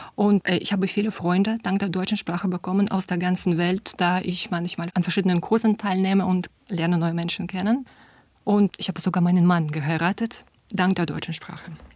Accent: Russia; German is a second language; ich komme aus Russland

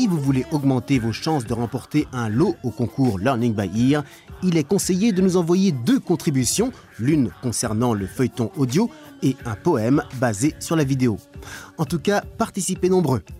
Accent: Germany; je suis allemand

